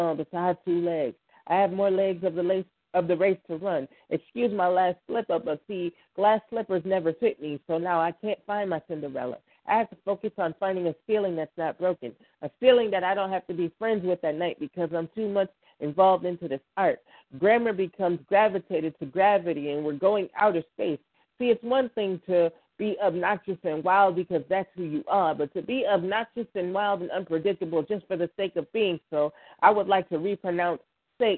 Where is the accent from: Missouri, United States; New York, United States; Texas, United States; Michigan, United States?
New York, United States; Buffalo; I am from Buffalo, New York, 716